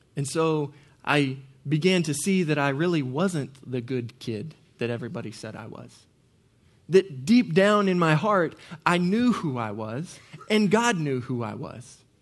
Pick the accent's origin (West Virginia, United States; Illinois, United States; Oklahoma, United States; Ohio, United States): Oklahoma, United States; Norman; I grew up in Norman, Oklahoma